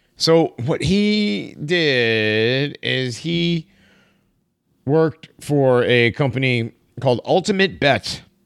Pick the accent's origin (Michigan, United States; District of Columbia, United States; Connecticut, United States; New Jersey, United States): Connecticut, United States; I'm from Connecticut